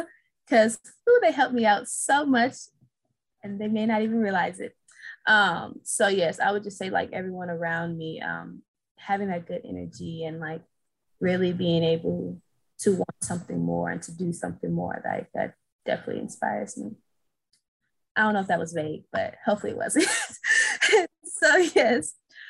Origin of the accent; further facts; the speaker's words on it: St. Louis, Missouri, United States; I'm originally from St. Louis, Missouri